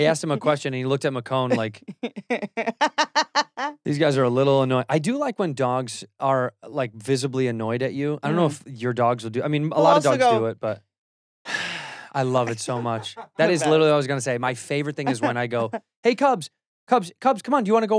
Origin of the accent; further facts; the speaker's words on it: Chicago, Illinois, United States; moved away; That's my hometown flag.